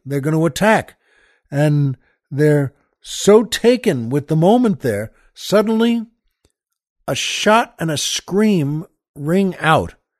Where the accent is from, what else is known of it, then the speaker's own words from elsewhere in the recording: New York, United States; now in Los Angeles, United States; I grew up in New York